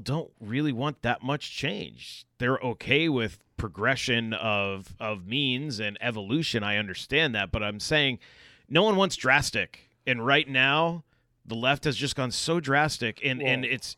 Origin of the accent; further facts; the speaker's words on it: Gorham, Maine, United States; I grew up in Gorham, Maine